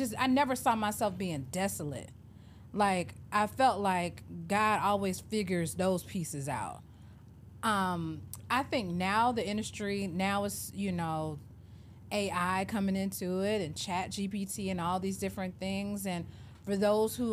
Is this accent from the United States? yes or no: yes; Atlanta, Georgia, United States; moved away as an adult; also born or lived in Memphis / Miami; I grew up born and raised in Atlanta